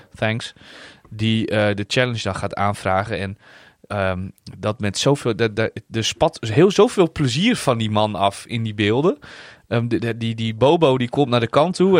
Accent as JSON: {"language": "Dutch", "country": "Netherlands", "said": "als Nederlander"}